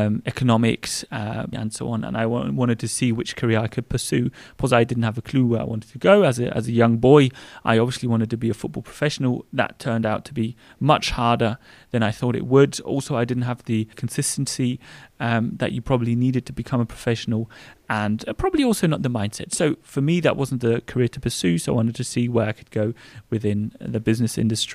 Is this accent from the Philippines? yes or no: no; England, United Kingdom; now in Germany; because I think although we are English and we were brought up English, Germany is my home.